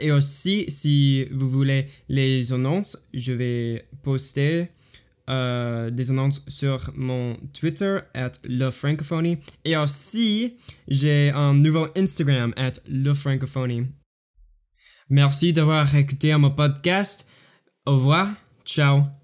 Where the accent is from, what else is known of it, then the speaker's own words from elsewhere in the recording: United States; French is a second language; je suis américain, j'habite aux États-Unis